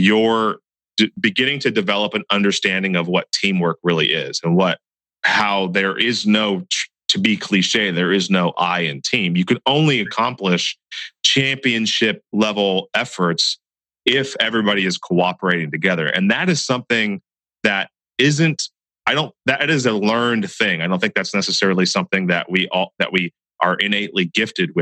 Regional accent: Santa Cruz County, California, United States; a guy that I grew up with here in Santa Cruz County

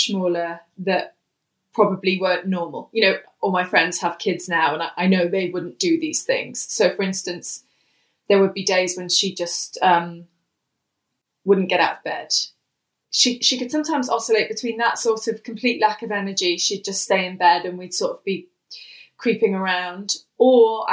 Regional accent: Wales, United Kingdom; growing up in Wales with a mum who suffers with bipolar disorder type 1

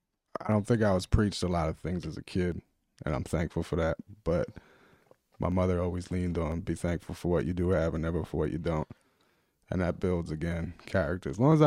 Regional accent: Sicklerville, New Jersey, United States; a lot of people look at me when I say I'm thankful for growing up in Sicklerville, because I don't think it's one of the most sought out places in South Jersey

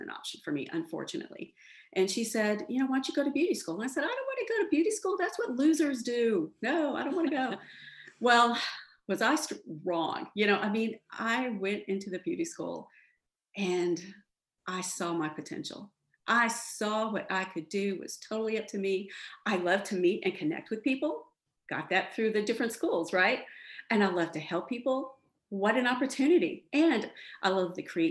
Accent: Dallas-Fort Worth area, Texas, United States; now in Houston, United States; I grew up in poverty in the Dallas-Fort Worth area

